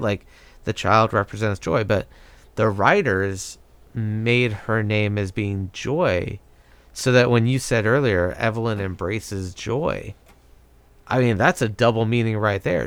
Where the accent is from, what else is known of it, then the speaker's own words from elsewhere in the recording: United States; growing up in America